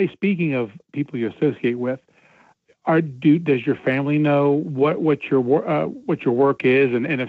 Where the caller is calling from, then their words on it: Cincinnati, Ohio, United States; from Cincinnati.